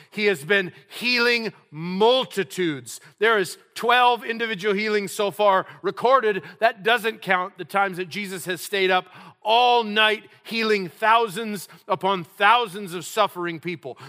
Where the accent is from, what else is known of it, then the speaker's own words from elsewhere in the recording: New Mexico, United States; also born or lived in South Dakota / North Dakota; now in California, United States; I was born in a place called South Dakota. You, you may not know that about me, uh, 'cause I'm, I hail from New Mexico. That's my roots